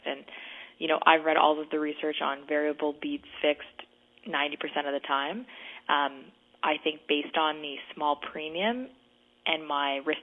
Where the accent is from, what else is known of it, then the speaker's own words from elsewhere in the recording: Kingston, Ontario, Canada; now in Toronto, Canada; I grew up in Kingston, a smaller community, bigger houses